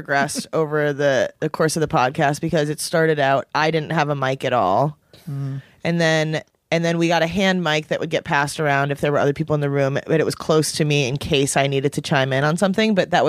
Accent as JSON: {"language": "English", "town": "Chicago", "region": "Illinois", "country": "United States", "tie": "born or raised there", "said": "I grew up in Chicago."}